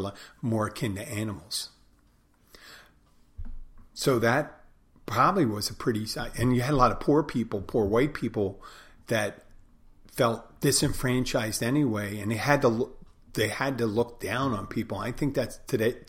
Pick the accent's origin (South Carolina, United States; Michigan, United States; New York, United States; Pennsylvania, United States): Pennsylvania, United States; my home state of Pennsylvania